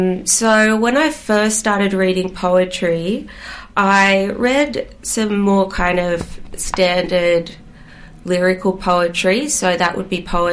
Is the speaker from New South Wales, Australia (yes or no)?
yes; Gerringong, New South Wales, Australia; born or raised there; also born or lived in Greystanes, Western Sydney / Glasgow, Scotland